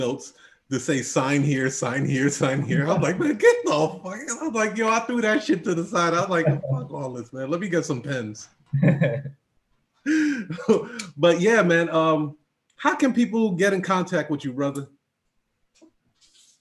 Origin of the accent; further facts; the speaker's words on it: New York, United States; I'm from New York. We're brash like